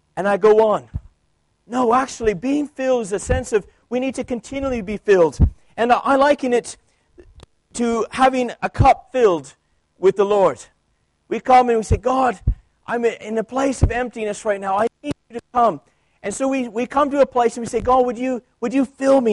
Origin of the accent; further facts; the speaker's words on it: Canada; moved away; I grew up in Canada where French is our second language